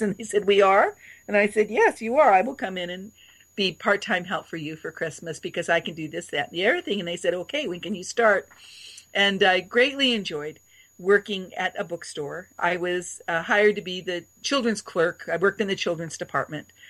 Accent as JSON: {"language": "English", "region": "Oregon", "country": "United States", "tie": "born or raised there", "moved": "as an adult", "lives_now": "Chicago, United States", "said": "When I came here from Oregon"}